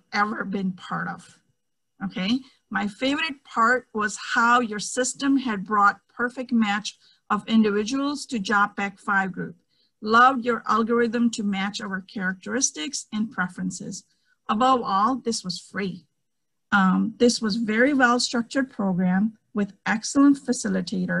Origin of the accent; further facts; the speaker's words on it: India; English is a second language; moved away; I'm a girl from India